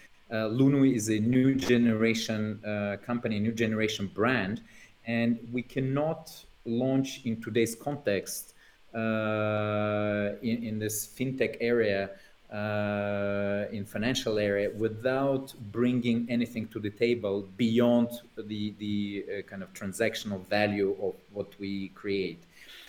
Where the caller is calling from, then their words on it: Normandy, France; Well, namely, I'm joining from Normandy, from the House of Tines and La Maison des Temps.